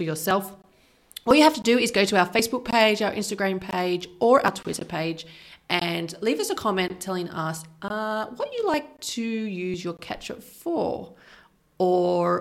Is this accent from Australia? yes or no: yes; Australia; now in Switzerland; we're both Australian